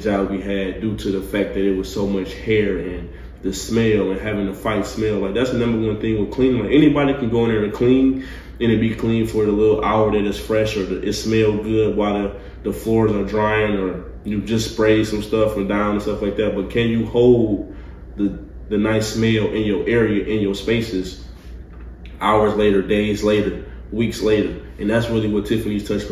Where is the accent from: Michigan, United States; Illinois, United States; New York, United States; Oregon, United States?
Michigan, United States; Detroit; now in Nashville, United States; I'm from Detroit